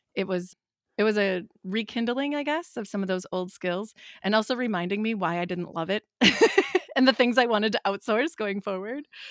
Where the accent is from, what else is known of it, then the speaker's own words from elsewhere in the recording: Wisconsin, United States; We're from Wisconsin